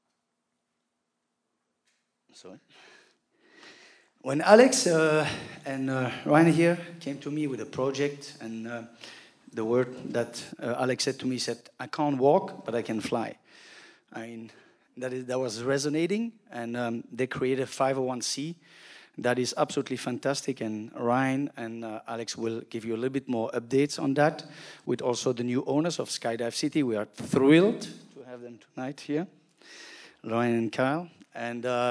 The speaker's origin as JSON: {"language": "English", "country": "Belgium", "moved": "yes", "lives_now": "Zephyrhills, United States", "said": "I'm from Belgium originally"}